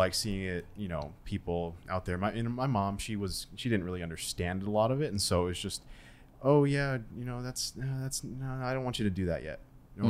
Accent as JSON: {"language": "English", "region": "Arizona", "country": "United States", "tie": "born or raised there", "moved": "yes", "lives_now": "Utah, United States", "said": "I'm from Arizona."}